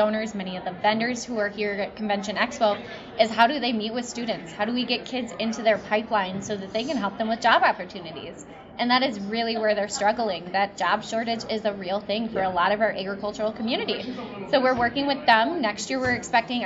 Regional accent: Delavan, Wisconsin, United States; I was born and bred in Delavan, Darien

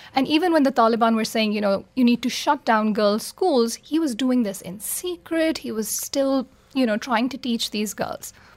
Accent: Pakistan; I'm from Pakistan

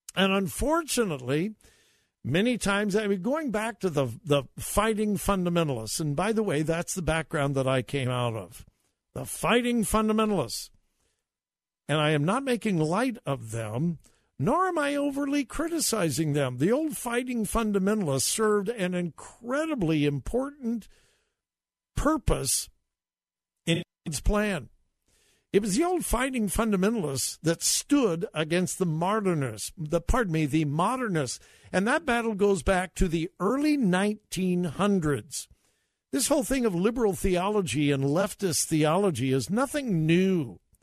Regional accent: United States; our country was built on that moral foundation.

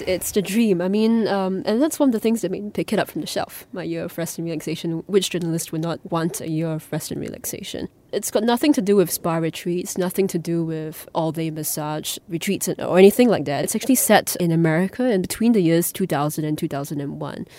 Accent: Singapore; as a Singaporean, as an Asian

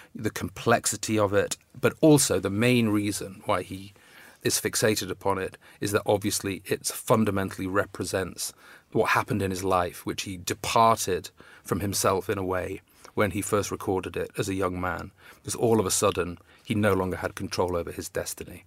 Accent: Manchester, North West England, United Kingdom; moved away as an adult; also born or lived in Coventry / Oxford / New York; I was born in Coventry and moved to Manchester when I was two

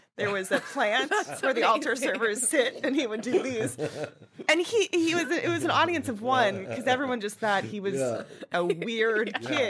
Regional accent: Dallas, Texas, United States; born there; also born or lived in Rhode Island / Minnesota / Fort Worth, Texas; now in New York, United States; Born in Dallas, Texas. Moved to Rhode Island. Then moved to Minnesota. Back to Texas, Fort Worth, Texas for college. And then moved to New York for a job.

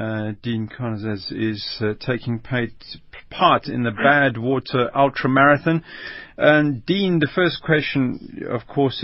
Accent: South Africa

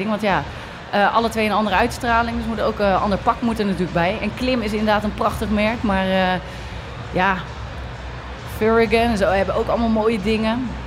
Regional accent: Westland, South Holland, Netherlands; kom je uit Rotterdam? Je hoorde dat ik uit Westland kom.

